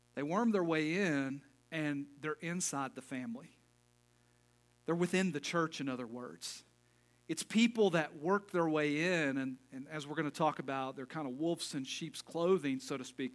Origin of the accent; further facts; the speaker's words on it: Knoxville, Tennessee, United States; I'm not from Crossville. I'm from Knoxville, an hour away